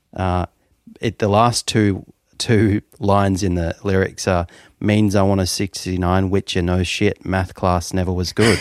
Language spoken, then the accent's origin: English; Melbourne, Victoria, Australia; also born or lived in Toronto; I was born in Melbourne, and then when I was about six years old, I was whisked away to Toronto and lived there for about three years